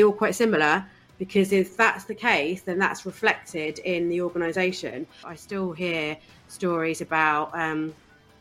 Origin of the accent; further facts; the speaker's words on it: East Anglia, East of England, United Kingdom; I grew up in East Anglia, in a really small town on the coast in East Anglia